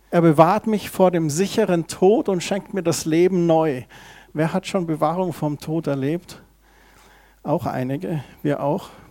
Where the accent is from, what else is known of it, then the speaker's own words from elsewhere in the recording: Heimstetten, Bavaria, Germany; da bin ich aufgewachsen in Heimstetten